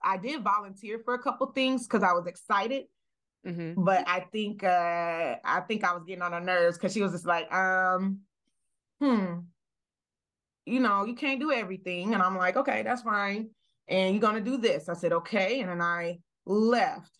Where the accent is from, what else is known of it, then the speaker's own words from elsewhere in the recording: the South, United States; the way I was raised, I'm coming from the South